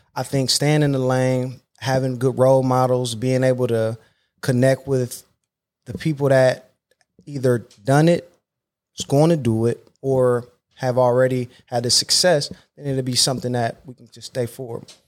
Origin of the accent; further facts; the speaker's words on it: Akron, Ohio, United States; I come back to my hometown, Akron, Ohio, to coach